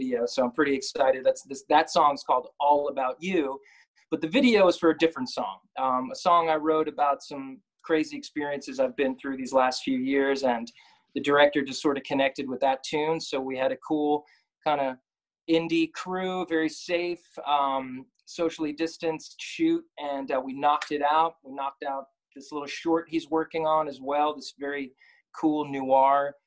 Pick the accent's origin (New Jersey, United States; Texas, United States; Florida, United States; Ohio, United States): New Jersey, United States; also born or lived in Brooklyn, New York / Manhattan, New York; Born in Brooklyn, but I grew up in North Jersey, moved back here a few years ago